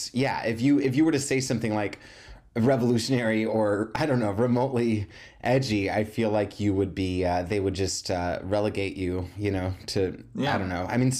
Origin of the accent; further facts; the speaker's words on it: United States; I'm just, you know, I'm an American.